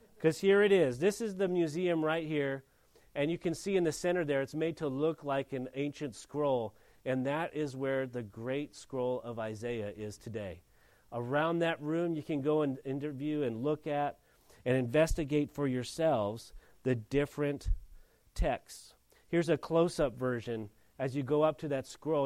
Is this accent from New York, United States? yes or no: no; Mission Hills, California, United States; i come from Mission Hills, California